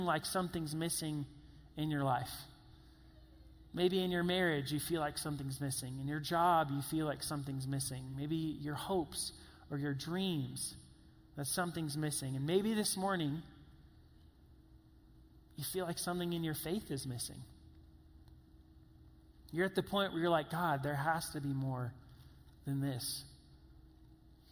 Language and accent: English; Columbia, South Carolina, United States; I'm from Columbia, South Carolina, like I said, huge football town